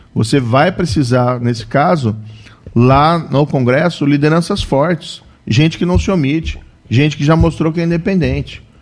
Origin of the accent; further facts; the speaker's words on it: Maringá, Paraná, Brazil; also born or lived in Cascavel; now in Curitiba, Brazil; Eu, na verdade, sou de Maringá, nasci em Maringá.